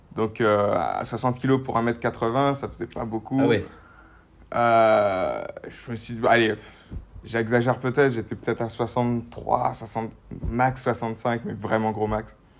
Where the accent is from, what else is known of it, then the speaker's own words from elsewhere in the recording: Guadeloupe; je viens de Guadeloupe, dans les Antilles